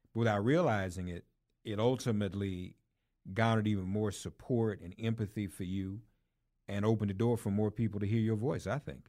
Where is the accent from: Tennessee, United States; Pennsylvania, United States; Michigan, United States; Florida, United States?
Tennessee, United States; Nashville; moved away as an adult; also born or lived in Washington, D.C.; now in New York, United States; I grew up in Nashville